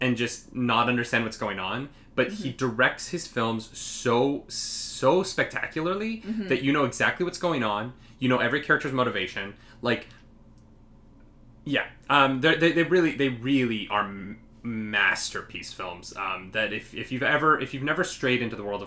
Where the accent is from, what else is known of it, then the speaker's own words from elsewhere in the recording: Calgary, Alberta, Canada; We are both from Alberta